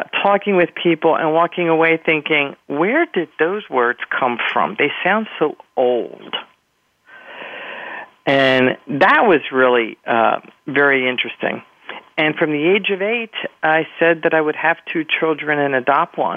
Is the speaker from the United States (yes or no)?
yes; King of Prussia, Pennsylvania, United States; first language Spanish; English is a second language; I grew up in King of Prussia, Pennsylvania